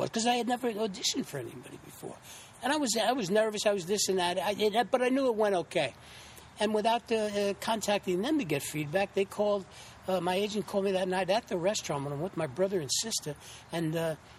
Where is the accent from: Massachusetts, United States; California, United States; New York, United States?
New York, United States; New York City; also born or lived in Santa Fe, New Mexico / Putnam Lake, New York; I'm originally born and raised in the Bronx, New York